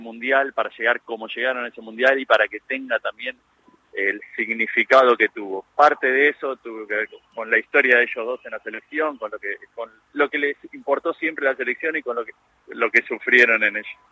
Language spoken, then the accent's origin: Spanish; Argentina; el día más feliz de nuestra vida como, como, como argentinos y como colectivo